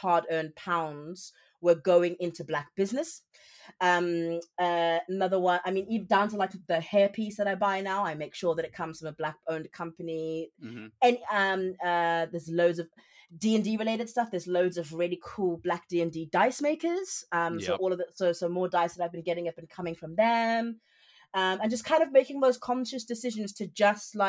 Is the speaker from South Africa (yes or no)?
yes; South Africa; moved away as an adult; now in United Kingdom; I'm South African, so I'm not even from here, and I'm an immigrant in the UK